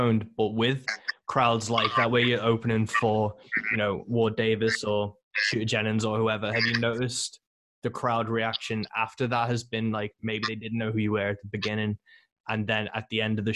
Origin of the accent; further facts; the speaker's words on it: Birkenhead, North West England, United Kingdom; my hometown on the Wirral